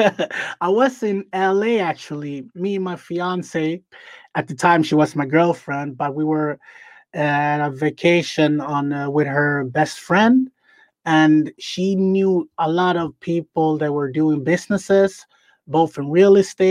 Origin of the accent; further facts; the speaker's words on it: Sweden; I'm from Sweden, and my parents are from Ghana, but I'm born in Sweden, so I'm a second generation